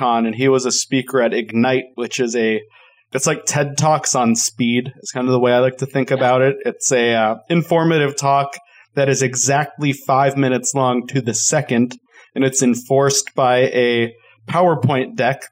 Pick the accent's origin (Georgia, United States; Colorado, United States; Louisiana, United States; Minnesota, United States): Colorado, United States; I am from Colorado